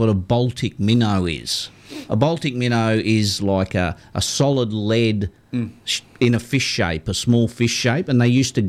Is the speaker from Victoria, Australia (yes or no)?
yes; Victoria, Australia; moved away; I was from Victoria when we were little